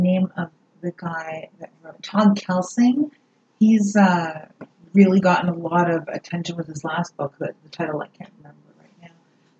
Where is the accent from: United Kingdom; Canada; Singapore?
Canada